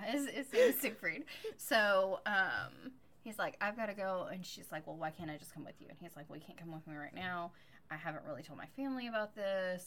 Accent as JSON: {"language": "English", "country": "United States", "said": "I am an American"}